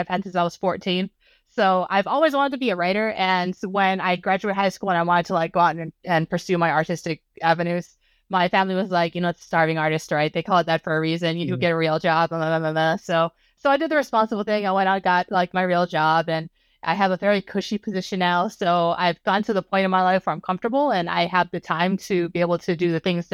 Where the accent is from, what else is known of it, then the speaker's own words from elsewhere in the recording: Hawaii, United States; moved away as an adult; I was born and raised in Hawaii, and then I moved to the mainland as soon as I turned 18